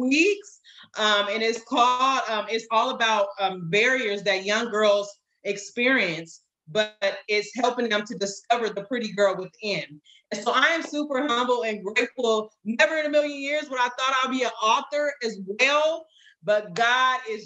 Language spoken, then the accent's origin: English; California, United States; moved away as an adult; now in North Carolina, United States; I was born and raised in California. We now relocated to North Carolina